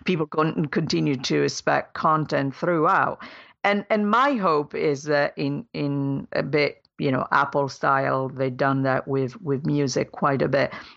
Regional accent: Italy; moved away; my home country in Italy

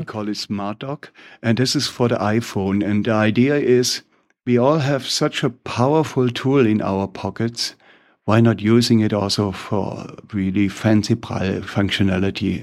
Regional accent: Germany; English is a second language; with my funny accent, I'm from Germany

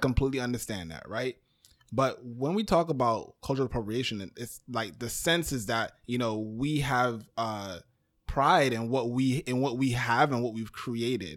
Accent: New York City, New York, United States; I was born in Brooklyn

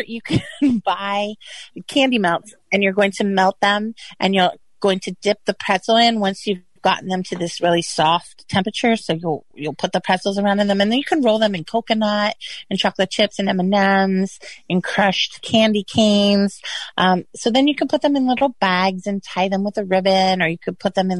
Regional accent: Kissimmee, Florida, United States; I am from Kissimmee or Kissimmee.

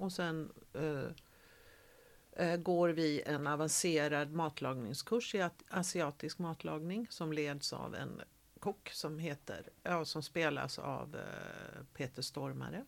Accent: Gothenburg, Västra Götaland, Sweden; moved away as an adult; also born or lived in Malmö; jag är född eh, i Majorna. Mm. Men är uppvuxen i Frölunda

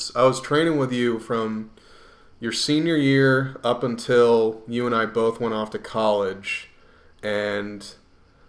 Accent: Reading, Pennsylvania, United States; moved away; my hometown of Reading in PA

